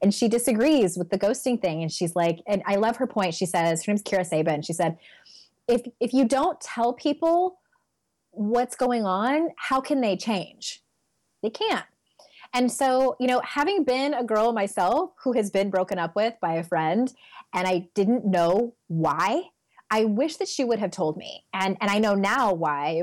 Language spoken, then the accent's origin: English; San Diego, California, United States; moved away as an adult; also born or lived in Utah; I'm born and raised in San Diego. We were there for 36 years, and then we moved to Utah for a couple of years